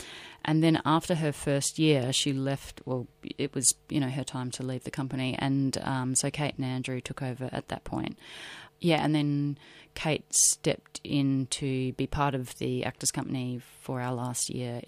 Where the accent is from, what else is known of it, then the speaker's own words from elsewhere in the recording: Broken Hill, New South Wales, Australia; I'm from Broken Hill. I shouldn't be here.